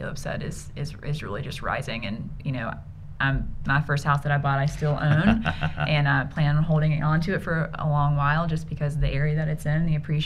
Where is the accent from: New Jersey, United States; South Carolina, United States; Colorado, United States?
South Carolina, United States; Simpsonville; I grew up in Simpsonville in the Five Forks area